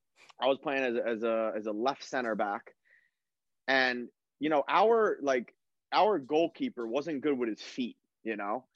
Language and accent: English; New York, United States; moved away as an adult; we're from New York